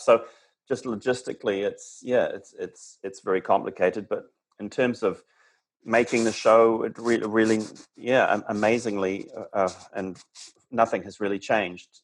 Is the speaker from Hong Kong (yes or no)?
no; New Zealand; now in Los Angeles, United States; being away from my home country, how much I appreciate it and and how uh, you know how I miss the New Zealand forest